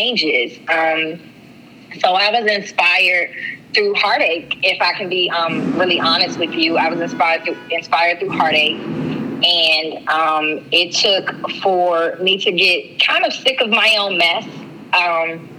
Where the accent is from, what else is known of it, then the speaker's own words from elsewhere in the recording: Washington, District of Columbia, United States; also born or lived in Prince George's County, Maryland; I am from Washington, D.C. I am a Washingtonian, but I was born in Prince George's County, Maryland